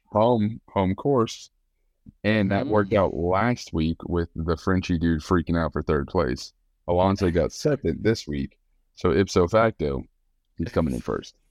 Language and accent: English; United States; I'm American